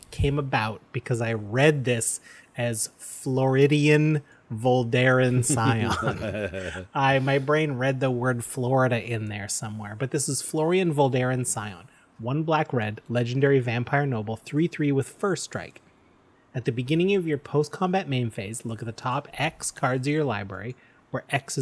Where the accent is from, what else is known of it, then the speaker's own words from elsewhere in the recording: Canada; we're proud Canadian podcasters